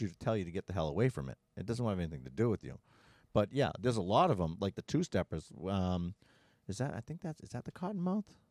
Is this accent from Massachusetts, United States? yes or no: yes; Massachusetts, United States; we're in from Massachusetts